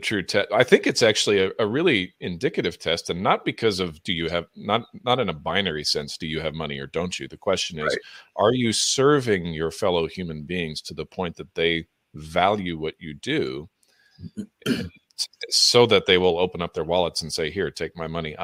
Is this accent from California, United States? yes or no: yes; Southern California, United States; also born or lived in Edmonton, Alberta, Canada; growing up in Southern California